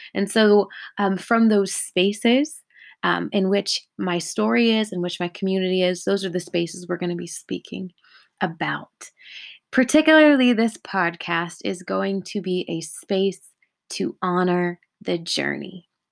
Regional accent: California, United States; I'm living in Southern California at the moment, and I was born and raised here in California.

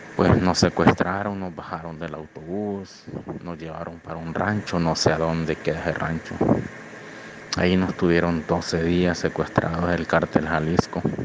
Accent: Honduras; moved away as an adult; now in Monterrey, Mexico; Yo soy de Honduras

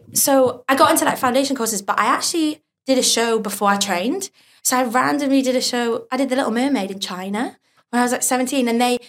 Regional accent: Newcastle upon Tyne, North East England, United Kingdom; I'm from Newcastle.

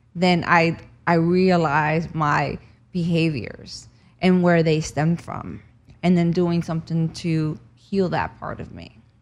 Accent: New Jersey, United States; moved away as an adult; also born or lived in Cuba; now in Los Angeles, United States; I grew up in New Jersey after we escaped Cuba, and, um, I moved here in two thousand five

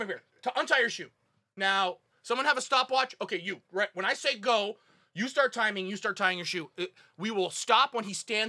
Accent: Huntsville, Alabama, United States; I was born and raised in Huntsville, Alabama.

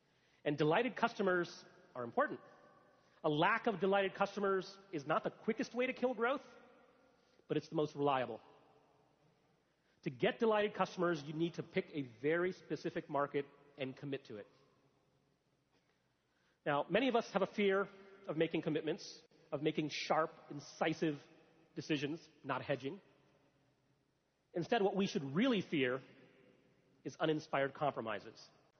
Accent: Gujarat, India; moved away; also born or lived in Alabama, United States; I'm originally from the state of Gujarat in India. Shout out to the folks from Gujarat. My family. I moved to Alabama from India, and I Alabamian for 10 years.

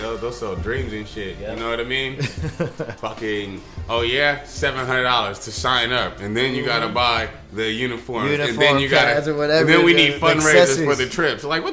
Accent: Barstow, California, United States; I'm from a small town, I'm from Barstow.

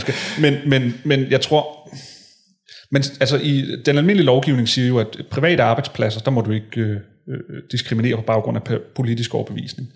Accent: Hillerød, Capital Region of Denmark, Denmark; jeg voksede op i Hillerød, øh, gik på gik folkeskole i Hillerød

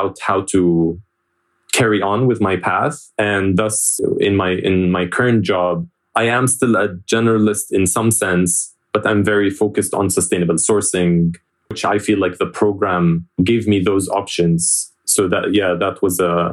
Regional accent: Jordan; moved away as an adult; I was born and raised in Jordan

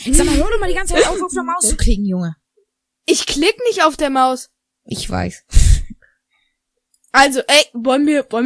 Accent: Dortmund, North Rhine-Westphalia, Germany; Nee, ich komme ähm, aus Dortmund.

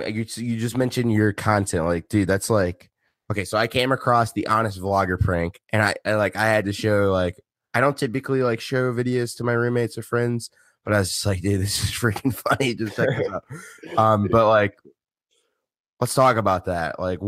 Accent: Naperville, Illinois, United States; I'm from, Chicagoland, the good old Naperville.

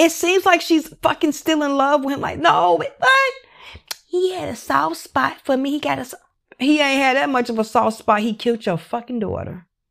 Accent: Chicago, Illinois, United States; I grew up in Chicago, West Side.

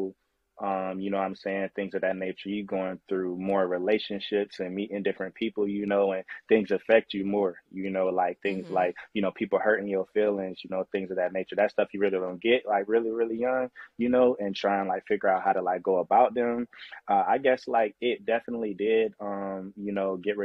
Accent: Winter Haven, Florida, United States; I'm from Winter Haven, Florida

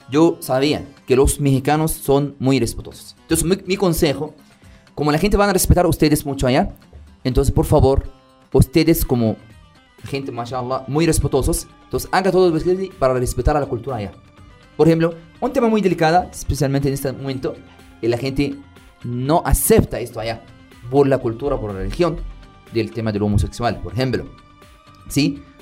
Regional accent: Middle East, Qatar; Spanish is a second language; La verdad, como soy árabe, soy del Medio Oriente, le quiero decir bienvenidas y bienvenidos a Qatar.

